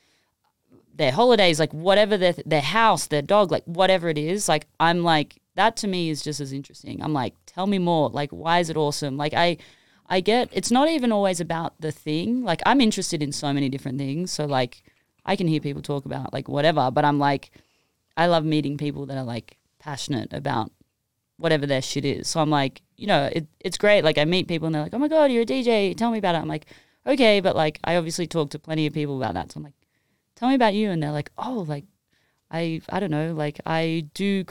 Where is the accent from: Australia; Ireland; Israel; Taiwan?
Australia; Sydney, New South Wales; moved away as an adult; now in Los Angeles, United States; I moved from Sydney, Australia, like, to – and I was, like, in the suburbs